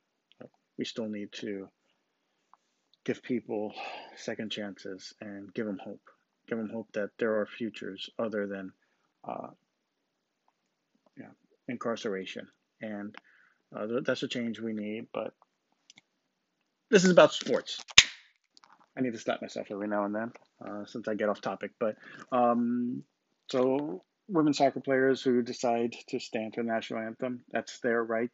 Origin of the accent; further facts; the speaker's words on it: United States; I'm an American because I was born here